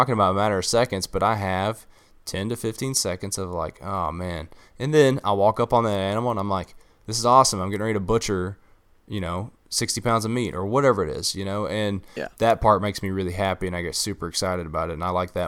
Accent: Kentucky, United States; But listen, I'm from Eastern Kentucky. We have, like, I'm willing to bet the majority of the state's public land is where I'm from.

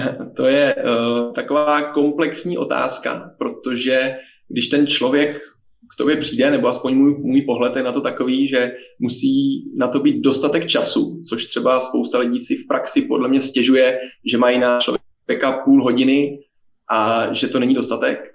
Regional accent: Czechia; ze Slovenska nejsem, jsem z České republiky, jak asi poznají všichni posluchači podle uh, mého přízvuku

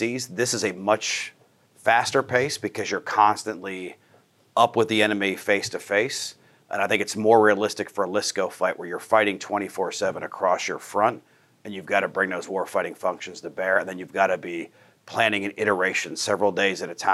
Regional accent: Pennsylvania, United States; moved away as an adult; I'm born and raised in Pennsylvania, but Army career

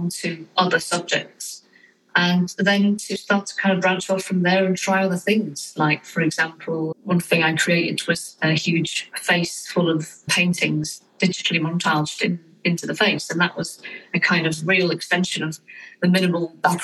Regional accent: United Kingdom; I'm a British fine art photographer

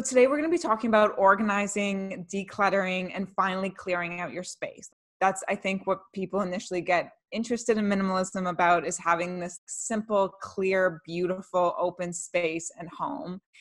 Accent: Canada; We're two Canadian millennials and minimalists

